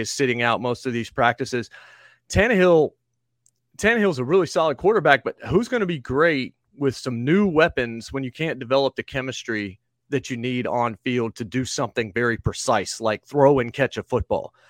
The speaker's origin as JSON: {"language": "English", "region": "the Carolinas", "country": "United States", "tie": "born or raised there", "also_born_or_lived": "Virginia / Kentucky", "moved": "yes", "lives_now": "Nashville, United States", "said": "I was born in Virginia and grew up in the Carolinas where there wasn't an N F L team"}